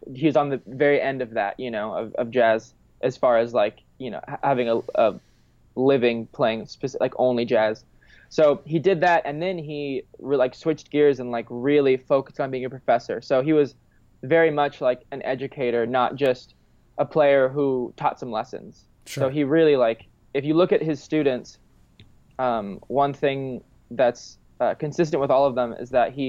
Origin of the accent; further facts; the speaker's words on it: Orange County, California, United States; moved away as an adult; also born or lived in Denton, Texas / Dallas area, Texas; now in New York, United States; I grew up in Telly, California, in Orange County, just below LA. I was there until I was 18